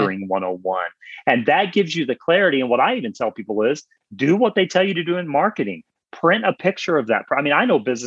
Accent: the South, United States; I'm from the South

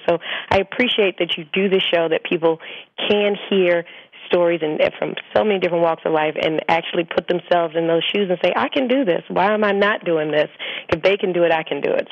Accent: the South, United States; growing up in the South, I mean, we barbecue year round.

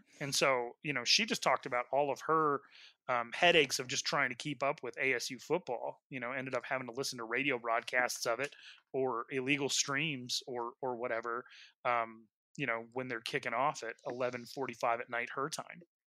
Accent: Wyoming, United States; now in Arizona, United States; I'm from Wyoming. I live in Arizona.

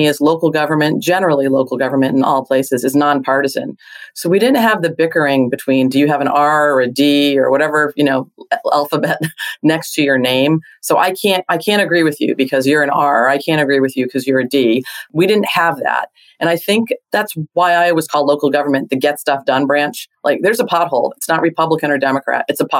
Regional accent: Hawaii, United States; born there; I feel fortunate that I'm a Navy brat. I was born in Hawaii, lived all over.

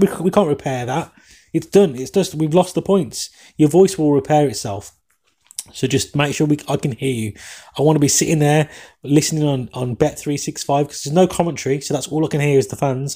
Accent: England, United Kingdom; accent: English; my English accent

